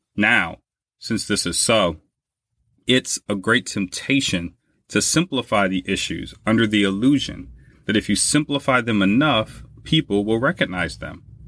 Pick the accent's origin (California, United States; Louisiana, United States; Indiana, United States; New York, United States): Louisiana, United States; now in Buffalo, United States; in my home state of Louisiana